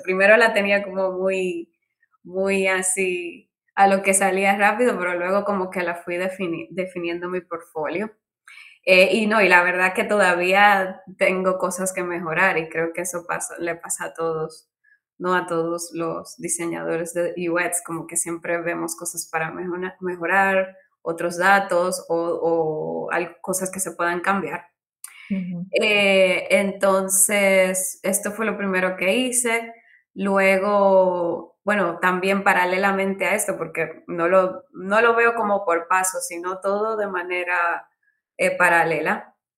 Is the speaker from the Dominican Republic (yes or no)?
yes; Dominican Republic; moved away as an adult; now in Barcelona, Spain; yo soy de República Dominicana, eh, vine, bueno, una isla del Caribe donde es verano todo el año. Estudié arquitectura allí